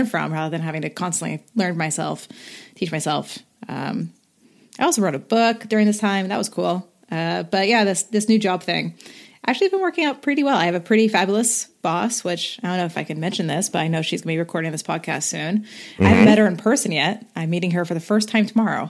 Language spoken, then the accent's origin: English; Bay Area, California, United States; also born or lived in Lake County, California; I've lived all over the Bay Area